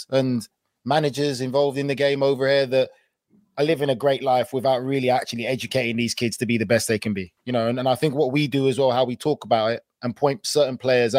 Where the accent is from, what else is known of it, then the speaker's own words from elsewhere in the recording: England, United Kingdom; moved away as an adult; now in United States; I'm English.